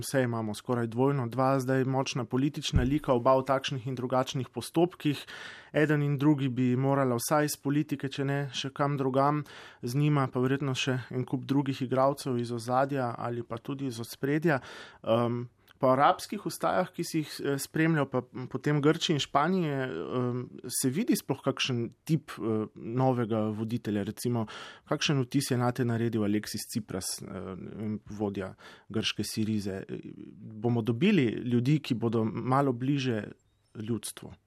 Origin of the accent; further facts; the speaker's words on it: Slovenia; Slovenci smo